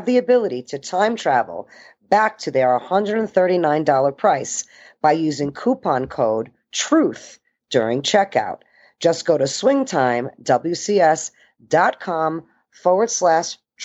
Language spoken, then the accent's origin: English; Denver, Colorado, United States; first language Italian; English is a second language; my hometown of Denver, Colorado